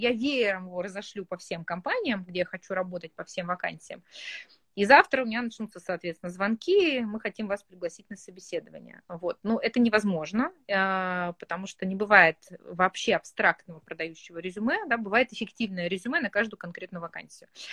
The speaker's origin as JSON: {"language": "Russian", "town": "Yekaterinburg", "region": "Sverdlovsk Oblast", "country": "Russia", "said": "я сама из Екатеринбурга"}